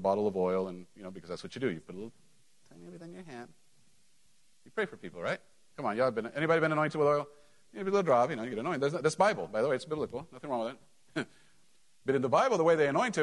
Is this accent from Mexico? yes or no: yes; Mexico; moved away; when I grew up in Mexico